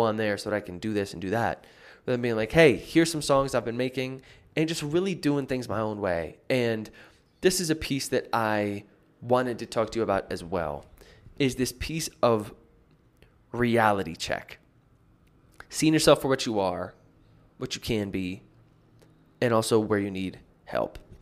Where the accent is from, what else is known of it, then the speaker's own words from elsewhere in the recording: United States; now in Medellin, Colombia; I'm back in the States now. It's, like, weird to not be home in my home country